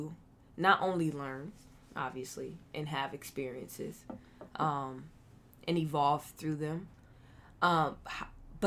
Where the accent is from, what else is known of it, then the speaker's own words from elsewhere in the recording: Akron, Ohio, United States; that part of me that comes from Akron, Ohio